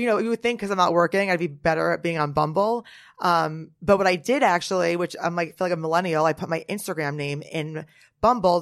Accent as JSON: {"language": "English", "town": "Norwood", "region": "New Jersey", "country": "United States", "moved": "yes", "lives_now": "Manhattan, United States", "said": "I'm from Jersey"}